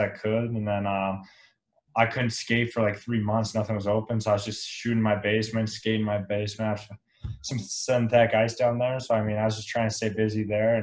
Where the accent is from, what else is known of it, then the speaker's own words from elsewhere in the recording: Elizabeth, Colorado, United States; growing up in Colorado, and actually grew up in a small town called Elizabeth, Colorado, which is about an hour south of Denver.